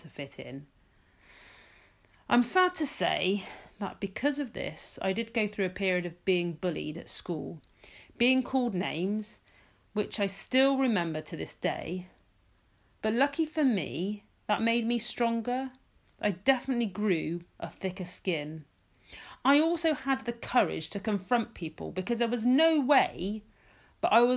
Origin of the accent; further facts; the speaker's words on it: United Kingdom; I grew up in a small seaside town where there wasn't a lot of cultural difference